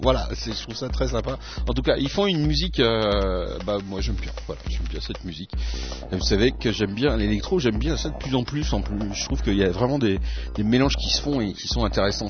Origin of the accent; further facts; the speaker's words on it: France; now in Switzerland; je suis français